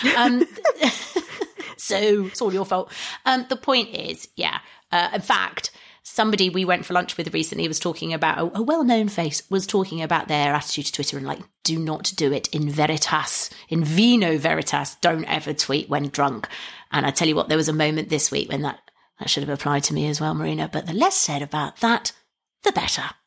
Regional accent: England, United Kingdom; as an English person

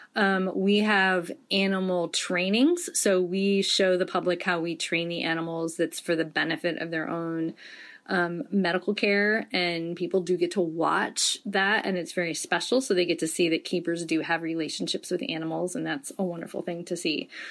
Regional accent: Detroit, Michigan, United States; moved away; a kid growing up in Detroit

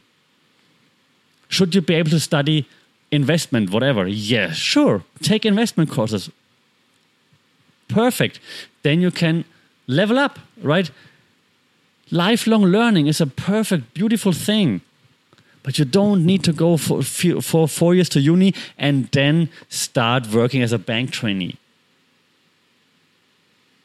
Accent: Germany; moved away; I grew up in Germany

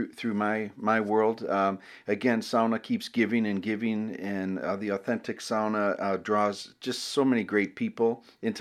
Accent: Buffalo, New York, United States; moved away as an adult; now in Minneapolis, United States; I grew up in Buffalo, New York

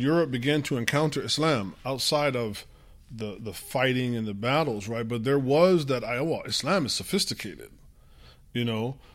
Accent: United States; first language English; we're born and raised in America

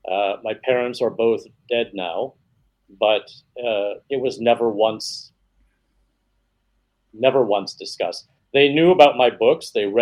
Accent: New York, United States; I grew up in a lot of different places, but the majority of my time was spent in a very small town in central New York State.

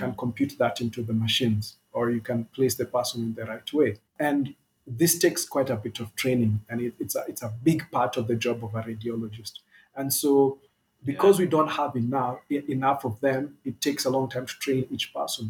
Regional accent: Kenya; We're all Kenyan, Kenyan-born

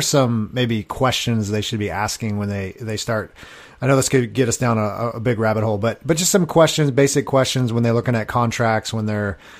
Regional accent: Long Beach, California, United States; I'm originally from Long Beach area

